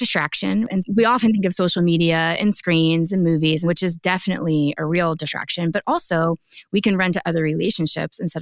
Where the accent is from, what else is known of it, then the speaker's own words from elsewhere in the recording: Jacksonville, Florida, United States; moved away; I was back in my hometown of Jacksonville